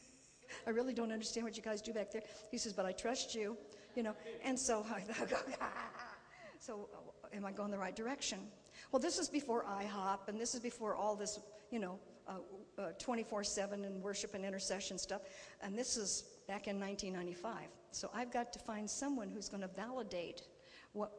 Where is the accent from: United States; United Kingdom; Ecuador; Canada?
United States; California; moved away; we're from California, and so there's plenty of weirdos there